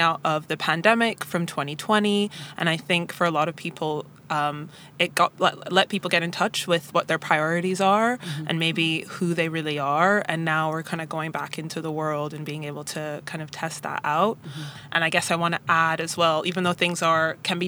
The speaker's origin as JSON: {"language": "English", "town": "Toronto", "region": "Ontario", "country": "Canada", "moved": "as an adult", "lives_now": "London, United Kingdom", "said": "I'm from Canada, from Toronto, and I've been living in London for the last 5 years, but my ethnic background is Jamaican"}